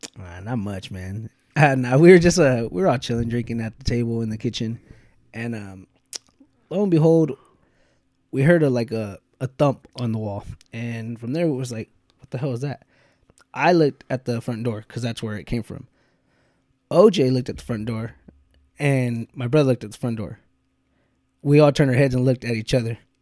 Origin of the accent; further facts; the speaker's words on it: United States; being American